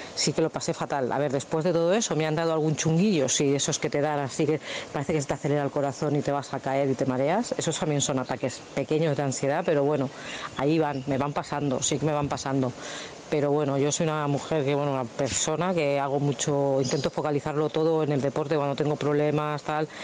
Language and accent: Spanish; Badalona, Catalonia, Spain; Yo soy aquí de Badalona